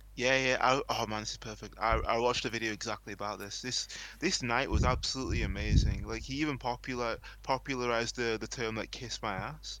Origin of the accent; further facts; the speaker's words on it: England, United Kingdom; here in England